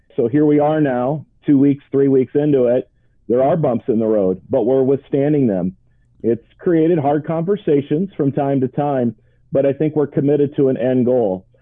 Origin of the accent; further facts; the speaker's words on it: Ireton, Iowa, United States; I was born and raised in Ireton, Iowa, just outside of Orange City.